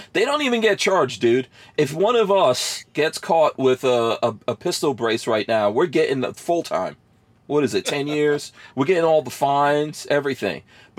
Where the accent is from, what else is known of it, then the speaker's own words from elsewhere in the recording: New York, United States; I grew up in New York, right? Just in the hood